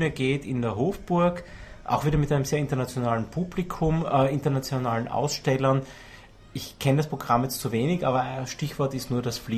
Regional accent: Austria; accent: Austrian; sobald äh, Google es schafft, unseren österreichischen Akzent dann eins zu eins in wirklich äh, sinnvolle Subtitle äh, zu übersetzen

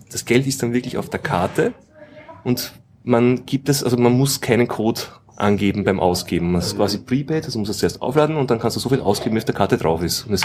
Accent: Austria; in Österreich haben wir alle Bankomatkarten diese, diese Quick-Funktion

